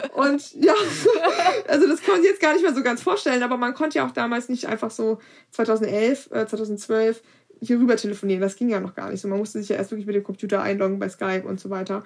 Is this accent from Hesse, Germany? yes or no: yes; Kassel, Hesse, Germany; bei uns in Kassel